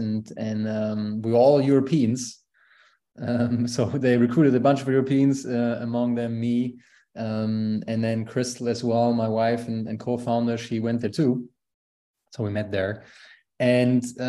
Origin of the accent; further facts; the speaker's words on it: Aachen, North Rhine-Westphalia, Germany; English is a second language; moved away as an adult; also born or lived in Valdosta, Georgia; I grew up as the youngest of four in a small town in Germany called Aachen, close to the border to Netherlands and Belgium